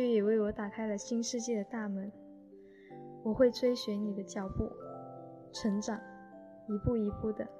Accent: southern China, China; accent: southern; 我一个说话有口音的南方姑娘，为了你的这段录音练习着普通话，一遍又一遍。

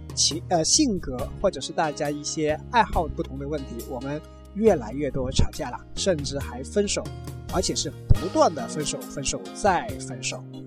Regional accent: Guangdong, China; 我们广东话说的

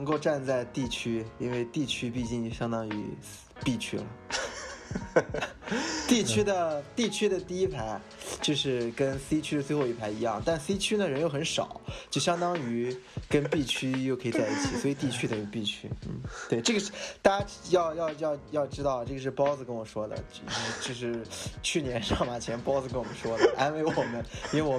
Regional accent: Shanghai, China; 我来自上海，我是那个 BTRT 的一个成员

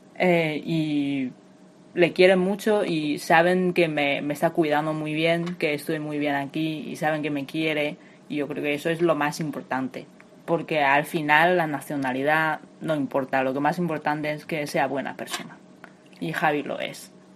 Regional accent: China; Spanish is a second language; moved away as an adult; now in Madrid, Spain; soy de China y llevo 8 años viviendo aquí en España

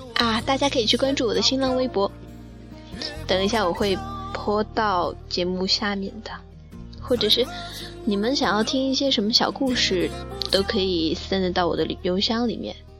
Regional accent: Sichuan, China; now in Chongqing, China; 我是四川人

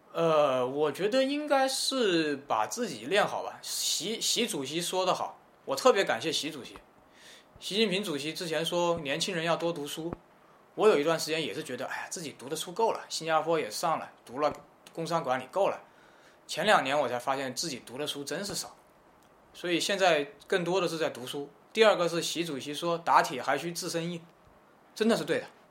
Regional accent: China; 我们中国人

